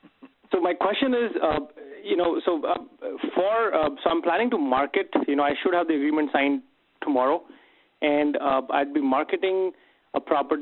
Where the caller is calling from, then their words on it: Minneapolis, Minnesota, United States; I'm from Minneapolis.